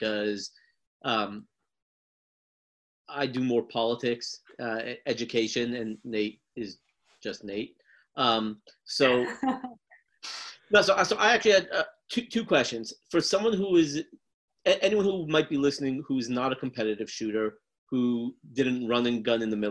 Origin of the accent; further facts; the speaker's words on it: United States; born and raised in America